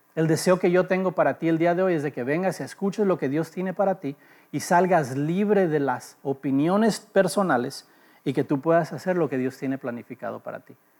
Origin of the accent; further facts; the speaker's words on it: Los Angeles, California, United States; also born or lived in Mexico; nací en Los Ángeles